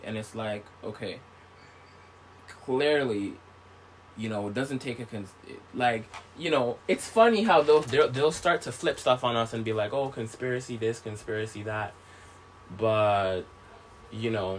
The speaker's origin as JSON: {"language": "English", "country": "St. Vincent & Grenadines", "tie": "born or raised there", "said": "I was born in St. Vincent"}